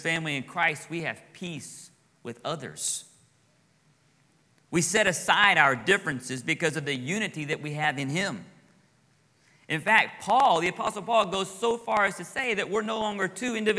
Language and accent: English; Texas, United States; moved away as an adult; now in Florida, United States; I'm from Texas